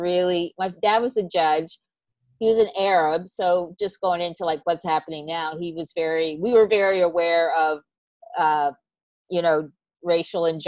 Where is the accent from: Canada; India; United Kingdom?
Canada; also born or lived in North Carolina; now in New York, United States; I'm Canadian